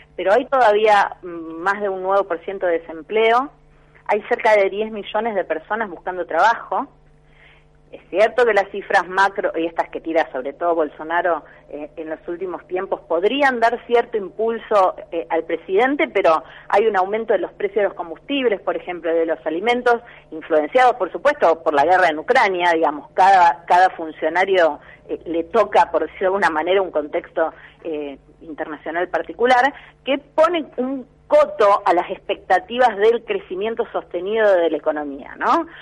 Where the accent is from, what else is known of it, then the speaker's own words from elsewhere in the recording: Rosario, Santa Fe, Argentina; yo soy de Rosario